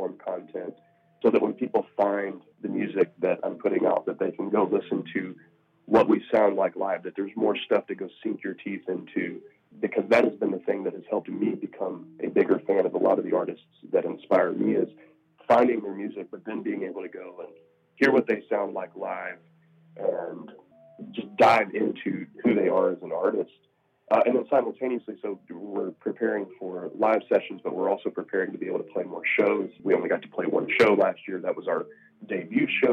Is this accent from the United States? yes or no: yes; the South, United States; I'm from the South, so I've lived in the South my whole life.